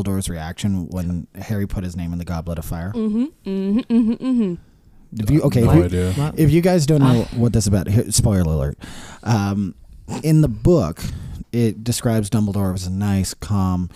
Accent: Canada; I'm a Canadian.

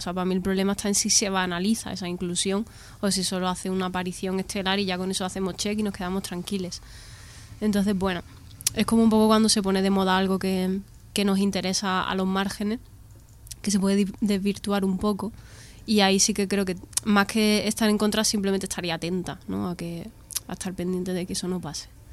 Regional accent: Andalusia, Spain; yo que soy andaluza y me he criado viendo estereotipos de andaluces en las series

